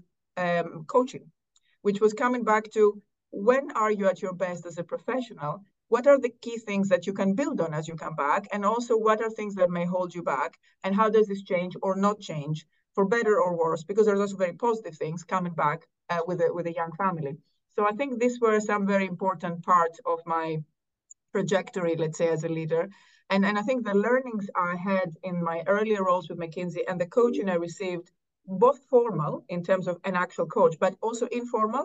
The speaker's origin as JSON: {"language": "English", "town": "Athens", "region": "Attica", "country": "Greece", "tie": "born or raised there", "also_born_or_lived": "Cambridge, United Kingdom", "moved": "as an adult", "said": "I think I'm solidly Greek. Both parents Greek. I grew up in Athens."}